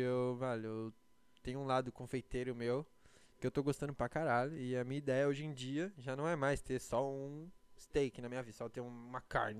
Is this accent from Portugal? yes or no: no; Brazil; now in United States; eu sou brasileiro